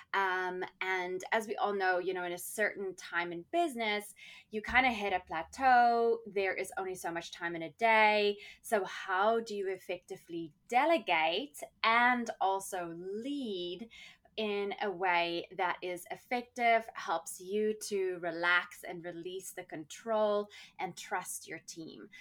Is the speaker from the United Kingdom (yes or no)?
no; South Africa; growing up in South Africa, we had apartheid